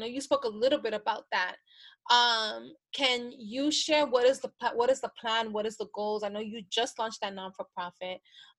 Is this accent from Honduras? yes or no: yes; Honduras; Like, I am from Honduras.